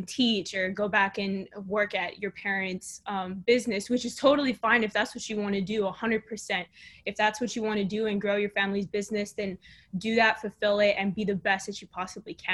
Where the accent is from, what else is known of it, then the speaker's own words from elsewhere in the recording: South Texas, United States; now in Houston, United States; I was born and raised in South Texas, right by the border of Mexico